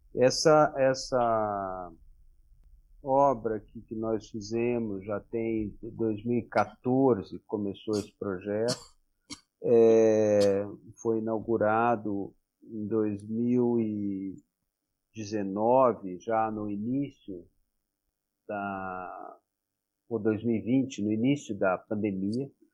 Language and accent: Portuguese; Brazil; como brasileiro